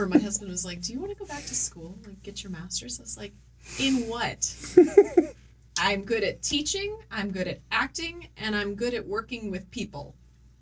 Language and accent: English; Gahanna, Ohio, United States; growing up in Gahanna